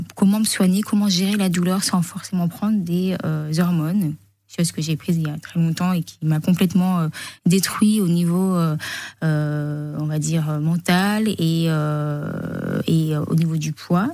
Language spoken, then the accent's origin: French; Menton, Provence-Alpes-Côte d'Azur, France; moved away; also born or lived in Paris; J'ai grandi à Monton